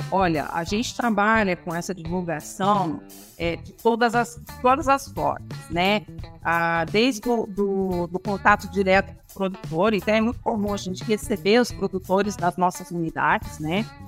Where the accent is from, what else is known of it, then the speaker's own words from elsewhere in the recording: Campinas, São Paulo, Brazil; eu sou campineira. Uh, nasci em Campinas, cresci nessa cidade